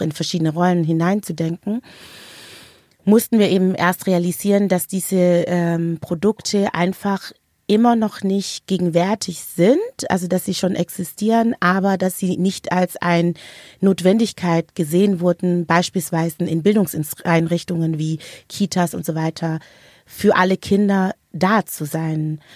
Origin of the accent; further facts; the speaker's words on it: Stuttgart, Baden-Württemberg, Germany; moved away as an adult; now in Berlin, Germany; Ich bin ursprünglich aus Stuttgart, bin dann wie so viele Schwaben und Schwäbinnen in Berlin hängen geblieben